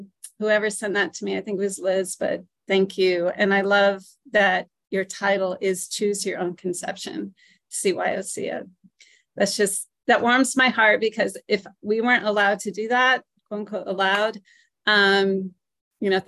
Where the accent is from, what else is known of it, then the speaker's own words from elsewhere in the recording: New Britain, Connecticut, United States; I'm from New Britain, Connecticut